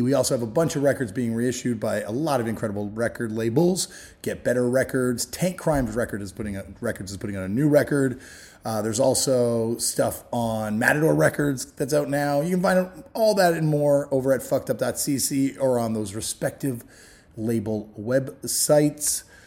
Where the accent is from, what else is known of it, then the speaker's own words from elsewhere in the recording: Toronto, Ontario, Canada; growing up in Toronto